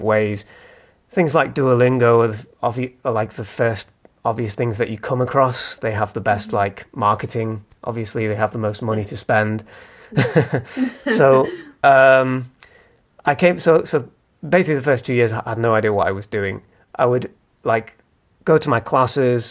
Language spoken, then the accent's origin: English; Manchester, North West England, United Kingdom; moved away as an adult; now in Leeds, United Kingdom; I moved from Manchester, where I'm from, about 5 years ago, to Leeds.